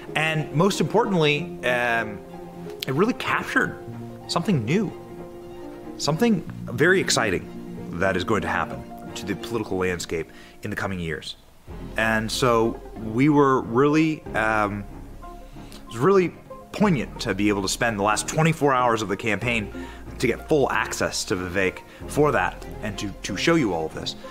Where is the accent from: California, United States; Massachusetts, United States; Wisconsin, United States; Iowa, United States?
Iowa, United States; Cedar Rapids; this is my hometown of Cedar Rapids